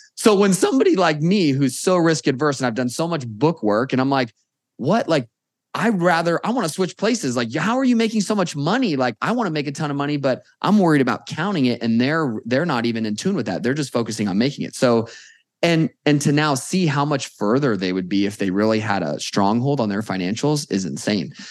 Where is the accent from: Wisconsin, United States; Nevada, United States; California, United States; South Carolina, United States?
Nevada, United States; Las Vegas; born and raised in Vegas